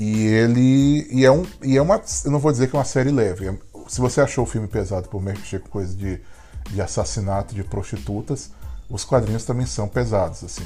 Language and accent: Portuguese; Brazil; now in Philadelphia, United States